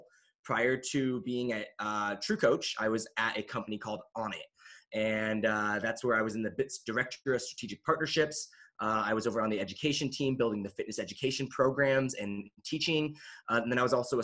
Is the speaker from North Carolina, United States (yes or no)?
no; Kelso, Washington, United States; also born or lived in Korea / Austin, Texas; now in Boulder, United States; I was born in Korea, but I grew up in a really small rural town in Washington State, Kelso, Washington, which is right outside of Mount St. Helens